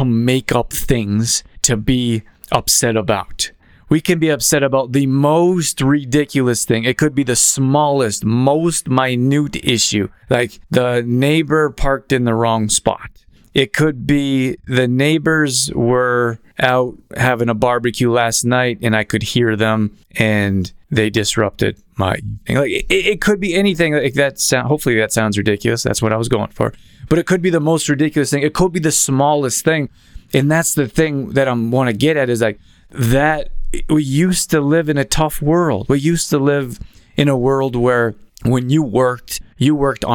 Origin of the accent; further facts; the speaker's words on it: Calgary, Alberta, Canada; moved away; also born or lived in Los Angeles; I grew up in Calgary, Alberta